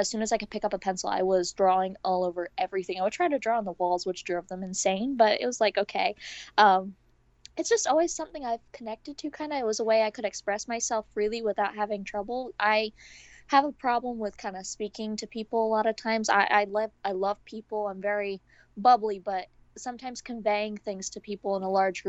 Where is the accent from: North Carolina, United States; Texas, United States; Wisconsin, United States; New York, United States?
New York, United States; I'm from New York.